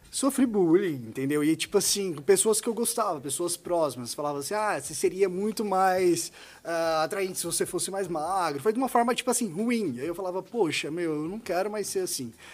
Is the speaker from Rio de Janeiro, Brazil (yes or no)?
no; Goiás, Brazil; moved away as an adult; also born or lived in Marília, São Paulo; now in São Paulo, Brazil; eu sou de Goiás, tá? Eu vim de Goiás, me formei no interior de São Paulo